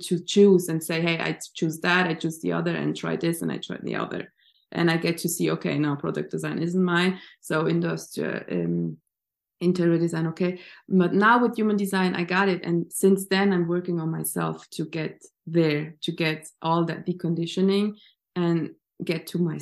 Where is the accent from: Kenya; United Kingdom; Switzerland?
Switzerland; I grew up in Switzerland.